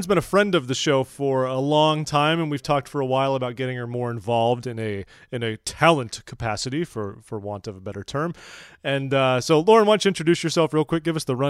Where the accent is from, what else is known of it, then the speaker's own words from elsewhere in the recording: California, United States; I'm from California. We have a different version of society there. Civilized, advanced.